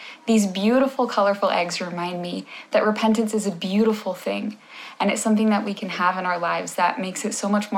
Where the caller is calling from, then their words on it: Valencia, Valencian Community, Spain; Hello, I'm …, and I'm filming from Valencia, Spain.